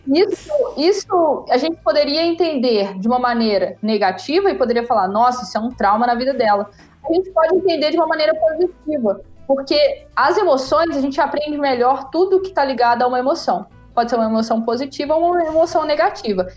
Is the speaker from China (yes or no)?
no; Brazil; now in Germany; eu sou brasileira, não sou alemã, não tipo sou italiana, eu sou brasileira